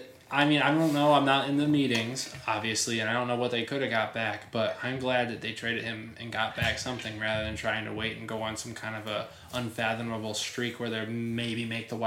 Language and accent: English; Detroit, Michigan, United States; we are from Detroit.